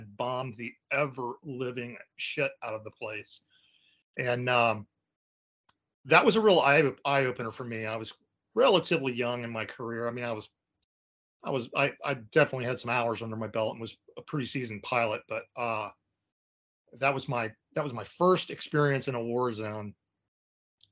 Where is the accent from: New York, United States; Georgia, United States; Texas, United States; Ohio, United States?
Georgia, United States; North; moved away as an adult; now in Iraq; I grew up in North Georgia on a horse farm